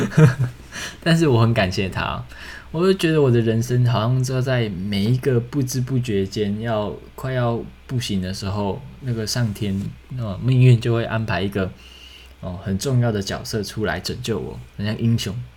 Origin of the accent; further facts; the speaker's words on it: Taiwan; moved away as an adult; 我好像是有史以来第一个台湾男生，然后考上戏剧系，然后当演员